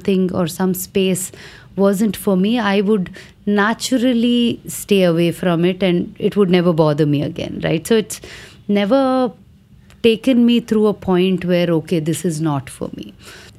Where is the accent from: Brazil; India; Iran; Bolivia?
India; Vijayawada, Andhra Pradesh; the first performance was in my hometown